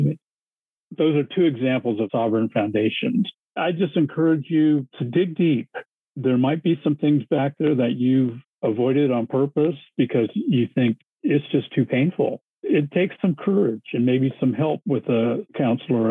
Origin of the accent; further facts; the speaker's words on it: United States; I'm Japanese American